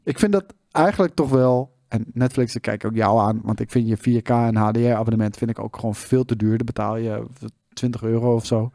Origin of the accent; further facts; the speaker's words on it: Netherlands; wij als, als Nederlanders